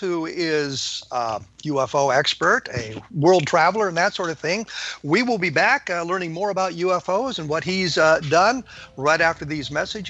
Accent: Aurora, Colorado, United States; I understand that we grew up in the Denver area at different times.

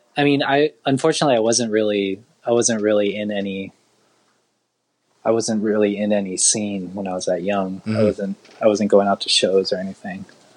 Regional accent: Laguna Beach, California, United States; the town I grew up in Laguna Beach

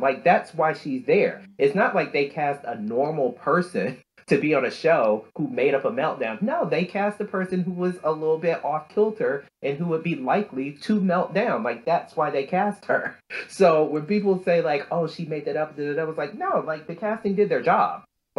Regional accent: the South, United States; I grew up in Black churches in the South with people who would put their little money in the envelopes.

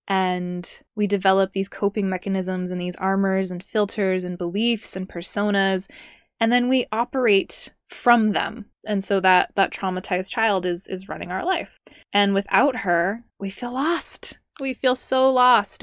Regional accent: Southern California, United States; I'm from Southern California. I like born and raised there, grew up there

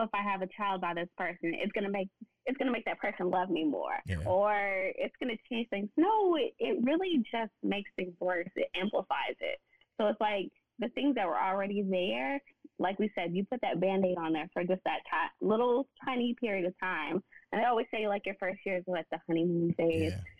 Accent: Nashville, Tennessee, United States; now in Dallas, United States; because I'm from Nashville. So I moved to Dallas with no family.

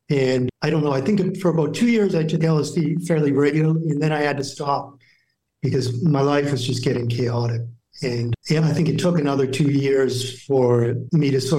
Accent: New Hampshire, United States; I grew up in New Hampshire, so pretty small town.

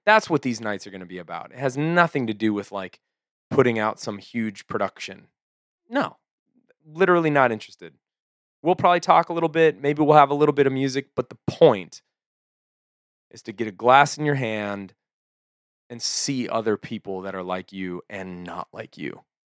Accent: United States; we're so American

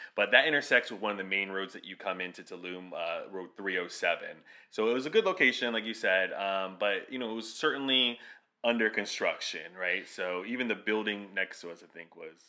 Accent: South Florida, United States; we're from South Florida

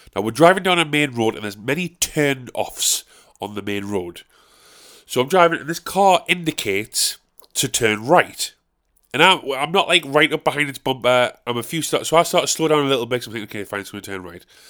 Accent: South Shields, North East England, United Kingdom; I'm from South Shields. I live around the area of Westall

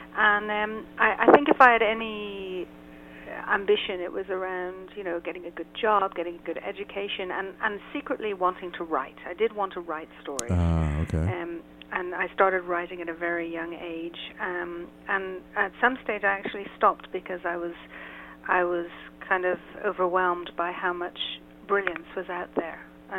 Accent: Ireland; now in Israel; I'm based in Israel. Uh-huh. I'm originally from Ireland, so I'm quite an international, certainly an international sound.

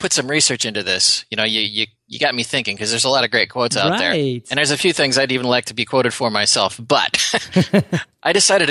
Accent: Wisconsin, United States; Now, I grew up in Wisconsin, and you all know we're cheeseheads from Wisconsin.

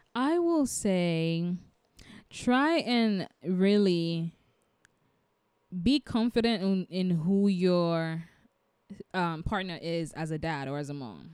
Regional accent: United States; I'm African American

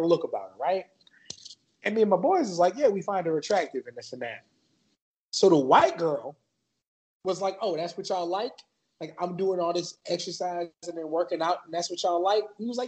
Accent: San Antonio, Texas, United States; born or raised there

